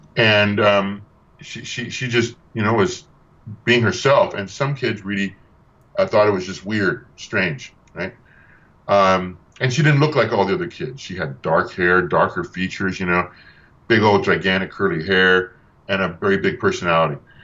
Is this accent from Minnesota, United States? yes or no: no; Tucson, Arizona, United States; my hometown in Arizona as in Tucson